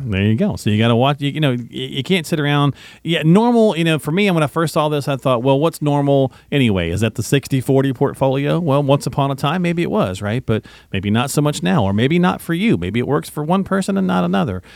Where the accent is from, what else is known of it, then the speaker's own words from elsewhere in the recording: the South, United States; accent: Southern; I can do that with a Southern accent, folks, 'cause I'm from the South